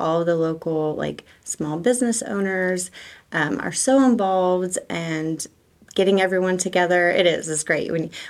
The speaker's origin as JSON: {"language": "English", "town": "Tulsa", "region": "Oklahoma", "country": "United States", "tie": "born there", "lives_now": "Tahlequah, United States", "said": "I was born in Tulsa. I love Tulsa, but it's a huge city."}